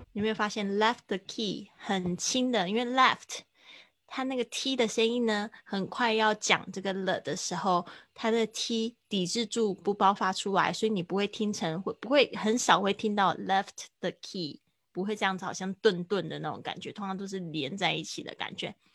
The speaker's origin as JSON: {"language": "Chinese", "town": "Kaohsiung", "country": "Taiwan", "tie": "born or raised there", "moved": "yes", "said": "在我的老家高雄的一家文具店，呃，会办一个我，我的，应该算是就是我参与的一个展览吧"}